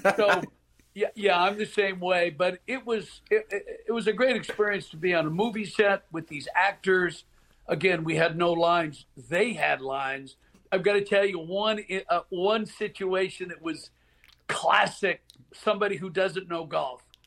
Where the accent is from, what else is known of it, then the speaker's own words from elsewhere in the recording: Portland, Oregon, United States; Growing up in Portland, Oregon, my family and I would drive down to Pebble Beach at spring break